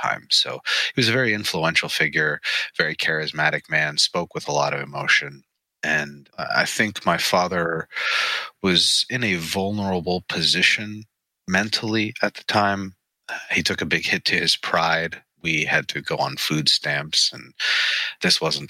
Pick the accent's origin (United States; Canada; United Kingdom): United States; Pittsburgh, Pennsylvania; I was born in Pittsburgh, Pennsylvania in 1983